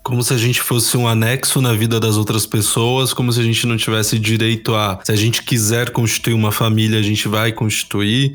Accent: São Paulo, Brazil; sou da Zona Sul de São Paulo, sou do Grajaú

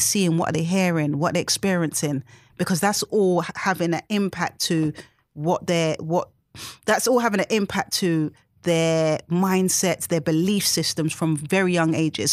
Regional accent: London, United Kingdom; I was born and raised in Tottenham, South London

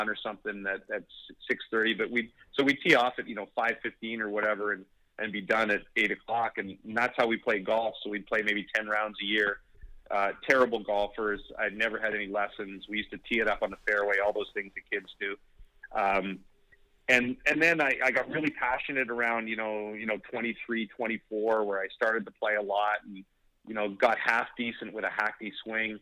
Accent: Canada; I'm a Canadian

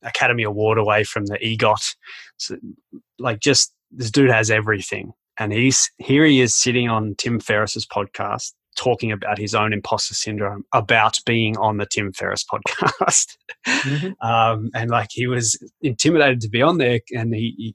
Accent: Australia; now in Canada; I'm an Australian

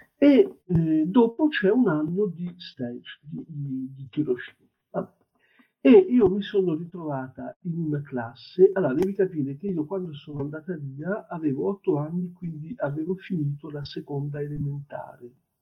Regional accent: France; ho sessantotto anni e, eh, sono francese

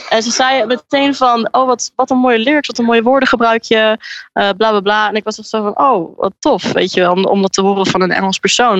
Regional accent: Enschede, Overijssel, Netherlands; moved away as an adult; now in Brighton, United Kingdom; ik woon in Enschede en ik kom uit Enschede

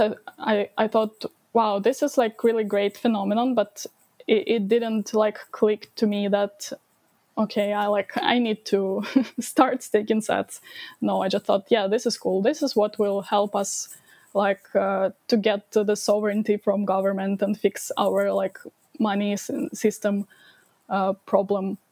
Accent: Ukraine; I was uh, born and I grew up in Ukraine and basically live in my almost my whole life uh, in Ukraine.

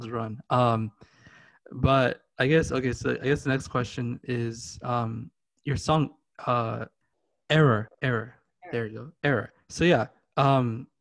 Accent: Seattle, Washington, United States; Being from Seattle, born and raised

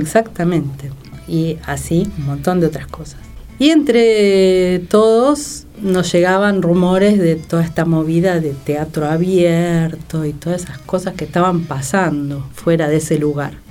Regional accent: Buenos Aires, Argentina; moved away as an adult; now in San Martín, Argentina; Soy una porteña tremenda. asquerosamente porteña.

